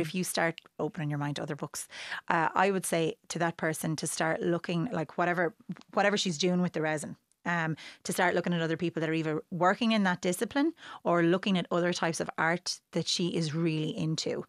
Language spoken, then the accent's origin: English; Wexford, Leinster, Ireland; moved away; growing up in Wexford